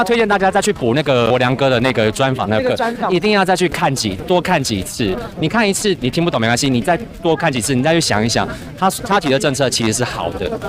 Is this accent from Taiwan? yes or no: yes; Sanchong, New Taipei, Taiwan; 我原本是从新北三重那边过来。